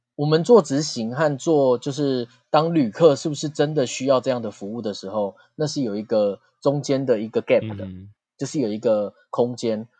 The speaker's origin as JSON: {"language": "Chinese", "country": "Taiwan", "said": "我们台湾人"}